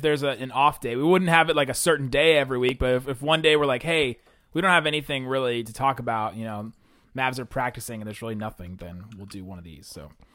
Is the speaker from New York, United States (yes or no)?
no; Southern Ohio, United States; also born or lived in Southern California; I was born in Southern California. Boo. Grew up in Southern Ohio